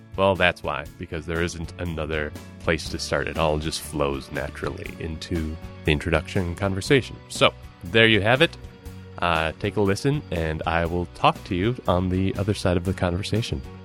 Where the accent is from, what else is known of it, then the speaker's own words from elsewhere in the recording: Minneapolis, Minnesota, United States; I am a comedian from Minneapolis, Minnesota